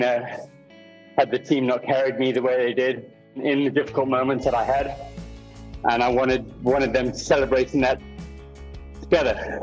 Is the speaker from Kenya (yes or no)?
yes; Kenya; growing up in Kenya